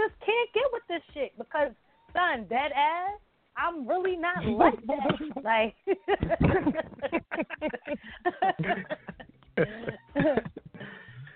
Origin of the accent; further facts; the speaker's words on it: New York City, New York, United States; I'm a Brooklyn girl, born and raised in Brooklyn